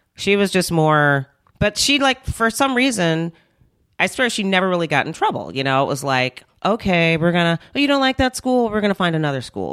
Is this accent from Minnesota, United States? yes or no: yes; Minnesota, United States; also born or lived in North Carolina; I was born in Minnesota, and then we moved to North Carolina for three years 'cause that's where my family's originally from, and then we moved back